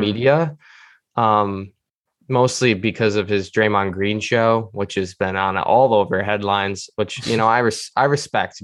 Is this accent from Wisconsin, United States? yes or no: no; Syracuse, New York, United States; I'm from Syracuse, New York